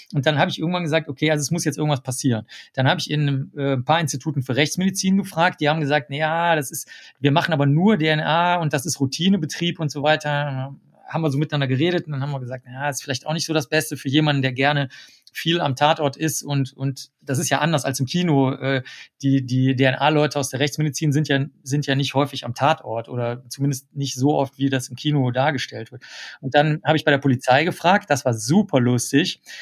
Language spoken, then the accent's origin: German; Cologne, North Rhine-Westphalia, Germany; Und ich war der Einzige von der gesamten Schule, und das ist das größte Gymnasium in ganz Köln